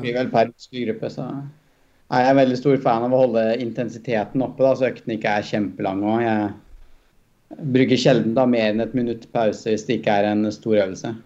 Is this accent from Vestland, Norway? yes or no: no; Toten, Innlandet, Norway; være fra Toten der, da, hvor som er et bitte lite sted